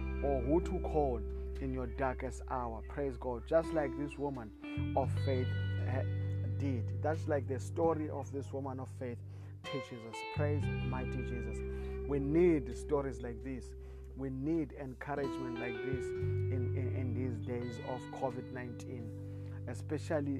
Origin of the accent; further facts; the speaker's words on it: South Africa; I come from South Africa.